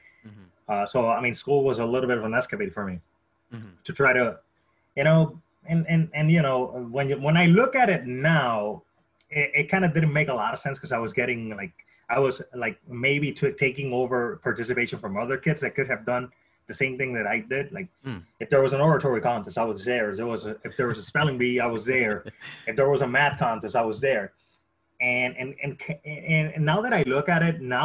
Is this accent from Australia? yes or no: no; Caguas, Puerto Rico; moved away; I was born in Caguas, Puerto Rico